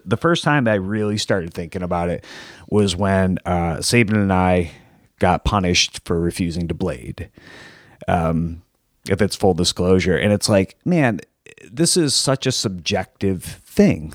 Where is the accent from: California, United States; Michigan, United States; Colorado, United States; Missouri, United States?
Michigan, United States; Plymouth; I'm from Plymouth, so that's like the next city over